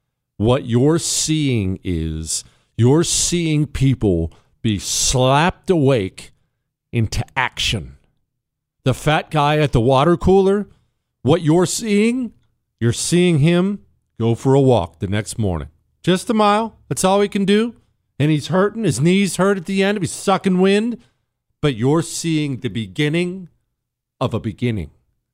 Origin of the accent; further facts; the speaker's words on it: Toronto, Ohio, United States; also born or lived in Steubenville / Montana; You know, I was born in Ohio, Toronto, Ohio. Actually, born in Steubenville, but we lived in Toronto, Ohio, tiny little town.